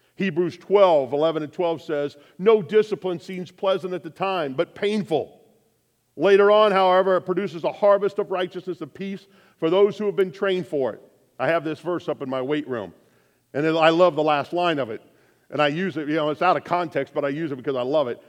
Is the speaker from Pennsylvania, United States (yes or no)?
no; Lafayette, Indiana, United States; my hometown of Lafayette